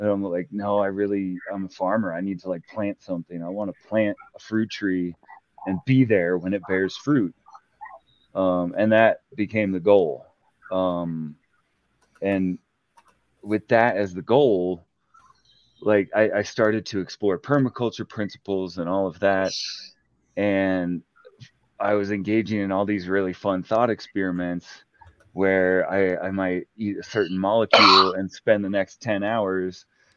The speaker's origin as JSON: {"language": "English", "region": "Utah", "country": "United States", "tie": "born or raised there", "said": "I grew up Mormon in Utah"}